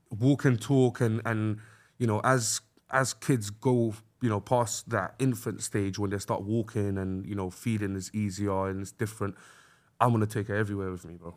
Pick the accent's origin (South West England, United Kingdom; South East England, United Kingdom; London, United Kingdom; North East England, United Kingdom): London, United Kingdom; where we're from, like, North West Londoners are just, uh, unapologetically North West.